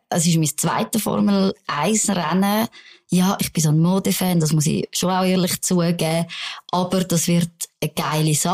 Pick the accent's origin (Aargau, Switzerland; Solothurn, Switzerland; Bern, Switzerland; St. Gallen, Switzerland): Bern, Switzerland; now in Zürich, Switzerland; gib dir Asyl als Berner Migrantin in Zürich